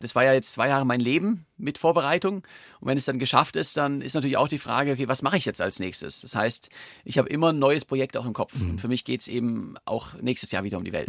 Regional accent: Germany; als Deutscher

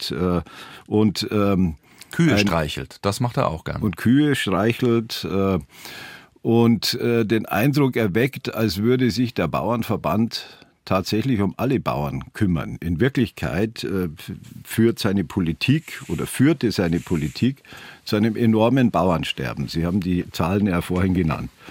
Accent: Bavaria, Germany; meiner Heimatregion, im Rupertiwinkel, Süd, ganz im Südosten von Bayern

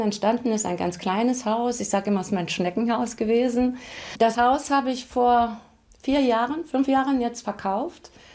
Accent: Saarbrücken, Saarland, Germany; also born or lived in Dudweiler; Ich bin aufgewachsen in Saarbrücken, in Mahlstadt war eine ganz klassische, normale Familie

